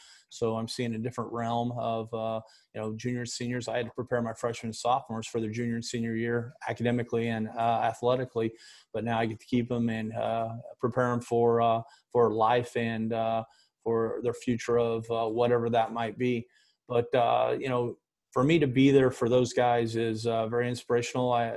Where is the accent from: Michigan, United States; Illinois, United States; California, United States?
Illinois, United States; Decatur; my hometown of Decatur, Illinois